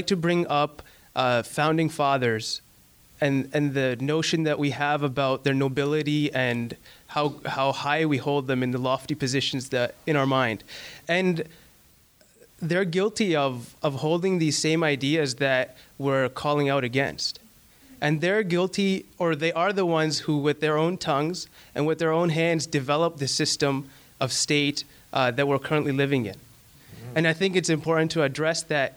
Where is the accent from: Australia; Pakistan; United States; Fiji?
Pakistan; moved away; I come from Pakistan. Over there, where my people are very racist